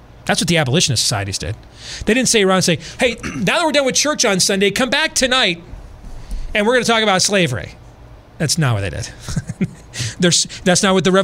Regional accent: Iowa, United States; in Iowa, in my home state

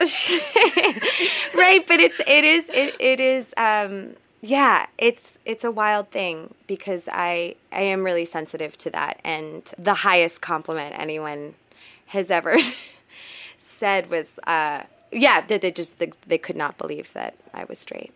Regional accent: Providence, Rhode Island, United States; also born or lived in West Coast, United States; now in New York, United States; I'm from the East Coast. I'm from Providence, Rhode Island, and so is Mia

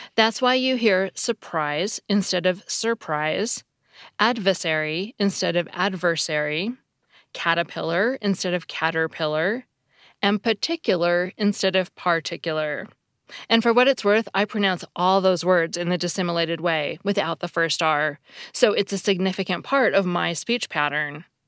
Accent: Seattle, Washington, United States; I grew up in Seattle

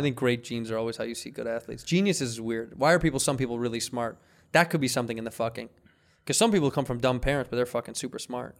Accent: Midwest, United States; now in California, United States; we're from the Midwest

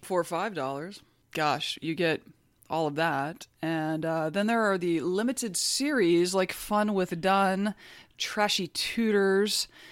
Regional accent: United States; As an American

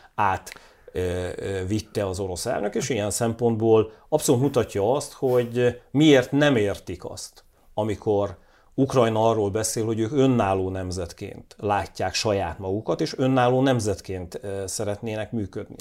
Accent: Hungary

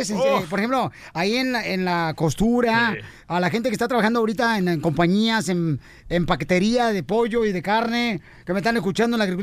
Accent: Jalisco, Mexico; soy de Jalisco, lo de Jalisco

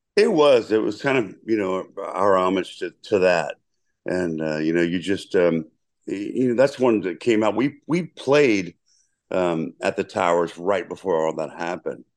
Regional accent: Lynchburg, Virginia, United States; moved away; I'm from the Berg

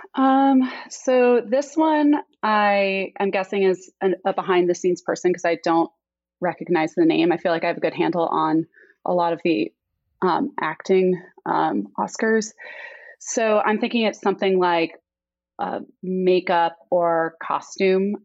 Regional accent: New York, United States; now in Austin, United States; I am from New York

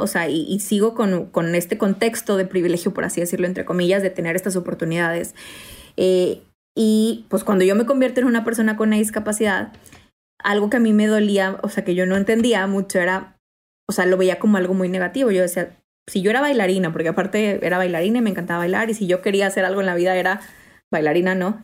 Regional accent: Mexico; yo soy mexicana

